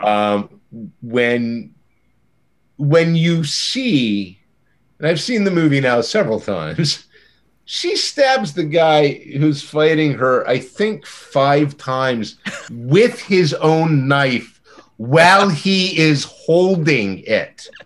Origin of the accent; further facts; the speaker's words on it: near Monterey, California, United States; I grew up near Monterey, California